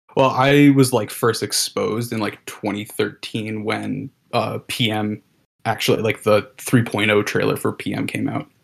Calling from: New Jersey, United States; I'm calling in from Jersey

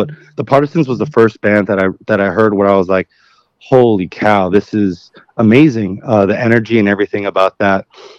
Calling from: Los Angeles, California, United States; I'm in Northeast LA right now, just at home, hanging out

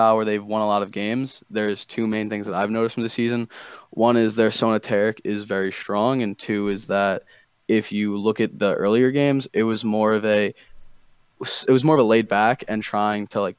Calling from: New Jersey, United States; New Jersey, dude. New Jersey.

